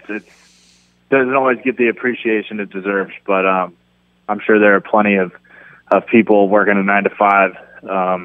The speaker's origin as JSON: {"language": "English", "town": "San Diego", "region": "California", "country": "United States", "tie": "born or raised there", "said": "I grew up in San Diego"}